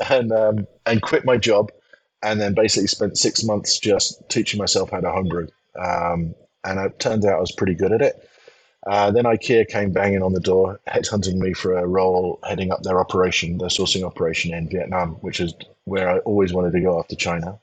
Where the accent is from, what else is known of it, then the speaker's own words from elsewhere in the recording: England, United Kingdom; moved away as an adult; also born or lived in Taiwan / United States; as an Englishman moving to America